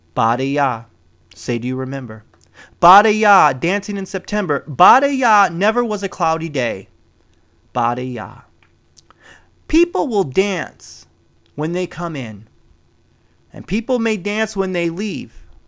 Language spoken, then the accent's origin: English; Midwest, United States; now in West Coast, United States; I was born in the Midwest